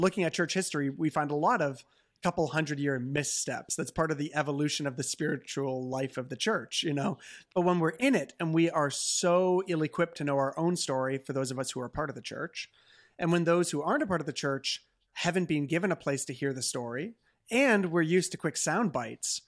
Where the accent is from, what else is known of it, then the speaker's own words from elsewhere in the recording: Canada; as a Canadian